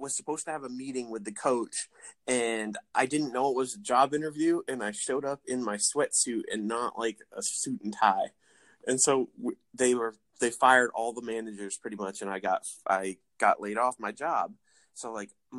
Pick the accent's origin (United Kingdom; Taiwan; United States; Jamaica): United States; Maine; I'm from Maine